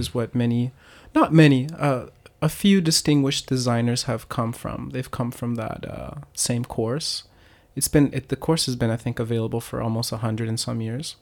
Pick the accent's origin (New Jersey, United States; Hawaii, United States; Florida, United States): Florida, United States; Miami; moved away as an adult; also born or lived in Pennsylvania / Hokkaido, Japan; now in Japan; I'm originally from Miami, Florida